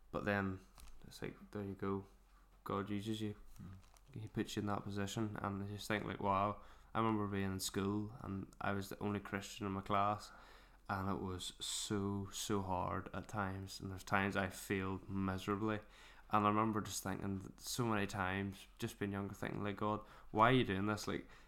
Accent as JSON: {"language": "English", "town": "Mourne", "region": "Northern Ireland", "country": "United Kingdom", "said": "I probably am a bit biased because I'm from Mourne. Just to me, it's like there's no place like it."}